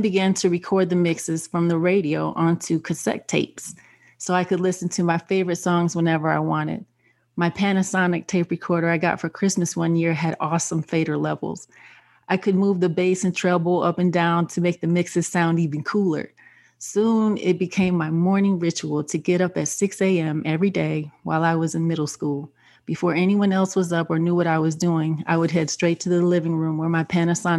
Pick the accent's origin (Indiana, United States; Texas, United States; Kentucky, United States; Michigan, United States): Michigan, United States; Detroit; I grew up on Detroit's Northwest Side